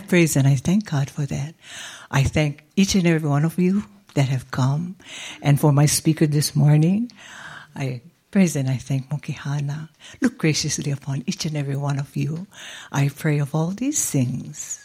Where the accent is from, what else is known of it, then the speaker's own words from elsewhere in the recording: Hawaii, United States; now in Las Vegas, United States; We are from Hawaii